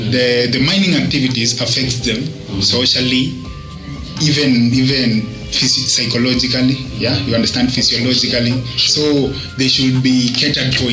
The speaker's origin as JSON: {"language": "English", "country": "Kenya", "said": "I know. I mean, I'm a Kenyan."}